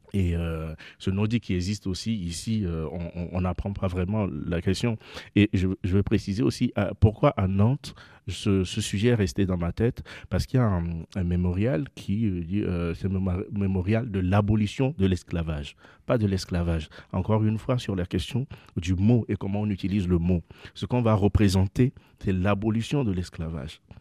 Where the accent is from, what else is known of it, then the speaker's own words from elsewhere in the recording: Lomé, Maritime, Togo; moi j'habite, je suis né à Lomé, sur la côte